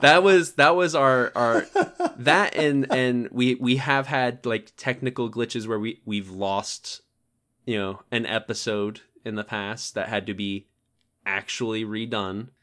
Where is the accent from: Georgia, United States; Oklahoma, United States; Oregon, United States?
Georgia, United States; moved away as an adult; also born or lived in Tennessee; I'm a Georgia boy. born and bred. I, I was born there and lived all my life there until I, I met David in Tennessee.